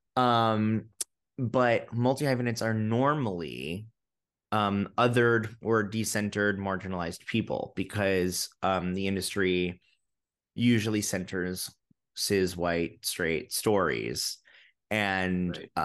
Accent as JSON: {"language": "English", "region": "New York", "country": "United States", "also_born_or_lived": "London", "said": "I'm a New Yorker. I love New York. It's in my blood"}